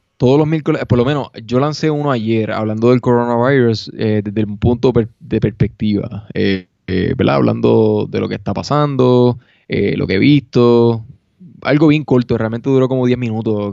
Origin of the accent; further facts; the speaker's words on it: Puerto Rico; now in Denver, United States; soy puertorriqueño